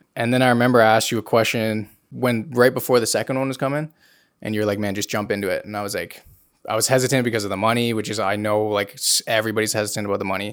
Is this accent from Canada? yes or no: yes; King City, Ontario, Canada; I am from King City, so it's like 40 minutes north of Toronto.